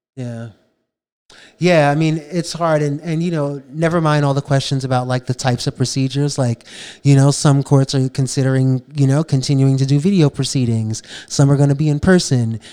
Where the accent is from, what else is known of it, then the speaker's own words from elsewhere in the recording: New York City, New York, United States; Growing up, I grew up in the South Bronx